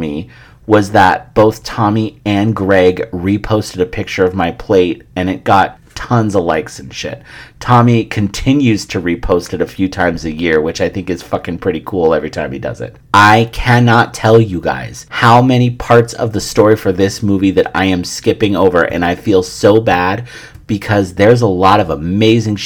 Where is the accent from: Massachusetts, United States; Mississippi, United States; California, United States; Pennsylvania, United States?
California, United States; San Francisco; it being my hometown